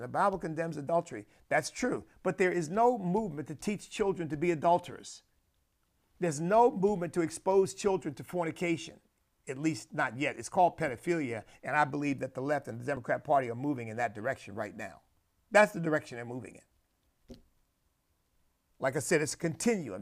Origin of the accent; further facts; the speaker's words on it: United States; where I stand as a Christian, as an American, as a man of God